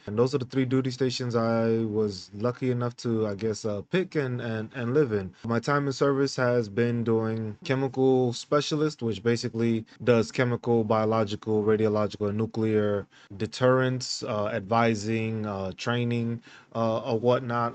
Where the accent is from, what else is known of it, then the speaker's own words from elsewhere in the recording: New York City, New York, United States; moved away as an adult; also born or lived in San Diego / Hawaii / Fort Riley, Kansas; now in Grafenwöhr, Germany; I was born and raised in New York City.